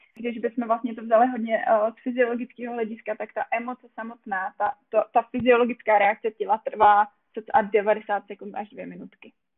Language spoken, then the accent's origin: Czech; a small village in South Bohemia, South Bohemian Region, Czechia; moved away as an adult; now in Brno, Czech Republic; já úplně pocházím z malé vesničky, ale to tady asi nebudu tak jako říkat v jižních Čech